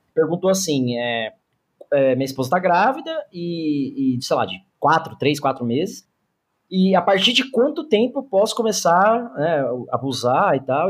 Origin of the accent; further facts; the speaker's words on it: Mauá, São Paulo, Brazil; also born or lived in Santo André; eu não nasci em Mauá, mas me cresci, me cresci não, né? Cresci lá. Então eu conheço a quebrada ali